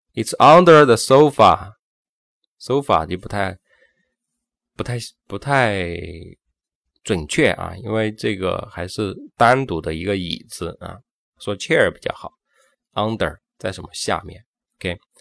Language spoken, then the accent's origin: Chinese; China; 我们中国人